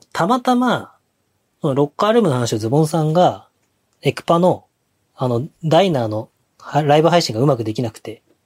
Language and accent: Japanese; Hokkaido, Japan; どさんこっぽい